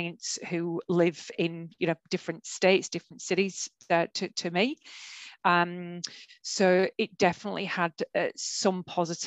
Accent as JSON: {"language": "English", "town": "Brisbane", "region": "Queensland", "country": "Australia", "said": "I'm from Brisbane"}